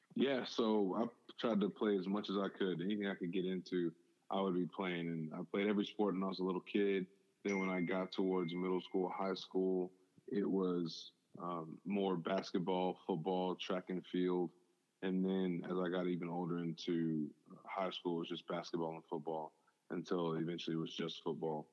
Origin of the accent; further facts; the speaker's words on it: Houston, Texas, United States; also born or lived in Natchez, Mississippi / South Bend, Indiana; born in Natchez, Mississippi, really small town. Uh, both my parents were there, but I was raised over in Houston